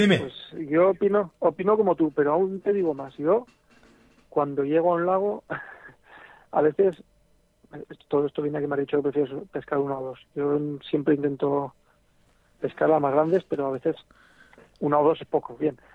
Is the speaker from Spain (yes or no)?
yes; El Grado, Aragon, Spain; no soy de Barbastro, pero soy de un pueblecito al lado. Ah, Aquí soy un poquito más al Pepineo. Nada, a 10 minutos de Barbastro, en el grado